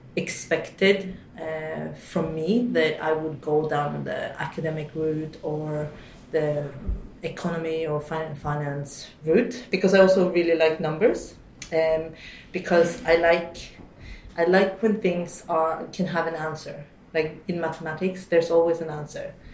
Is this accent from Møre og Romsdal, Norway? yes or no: no; Oslo, Norway; also born or lived in London, United Kingdom; I grew up in Oslo, um, majority of the time, um, specifically a little bit outside uh, for the first 14 years